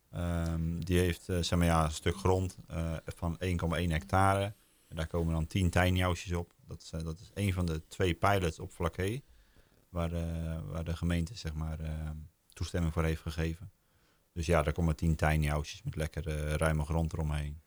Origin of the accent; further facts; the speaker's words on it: Oud-Beijerland, South Holland, Netherlands; moved away as an adult; now in Den Bommel, Netherlands; We komen uit Hoekse Waard, ik uit Albeierland